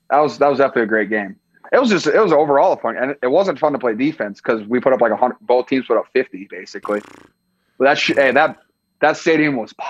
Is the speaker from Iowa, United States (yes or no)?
yes; Iowa, United States; moved away as an adult; now in California, United States; I'm from Iowa